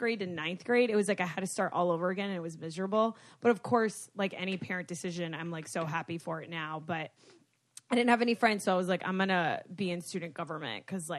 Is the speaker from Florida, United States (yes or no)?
yes; Broward County, Florida, United States; I was from Broward County.